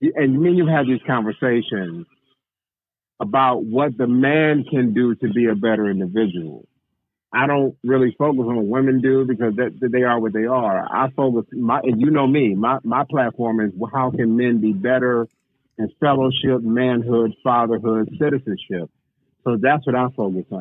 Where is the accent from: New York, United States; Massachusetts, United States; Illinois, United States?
Illinois, United States; Waukegan; born and raised in Waukegan, Illinois